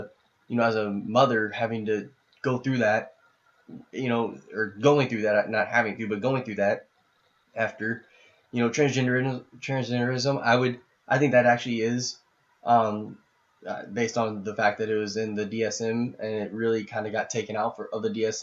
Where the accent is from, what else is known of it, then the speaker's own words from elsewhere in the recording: Indianapolis, Indiana, United States; I grew up in the Catholic community. I mean, I know half the Catholics in Indianapolis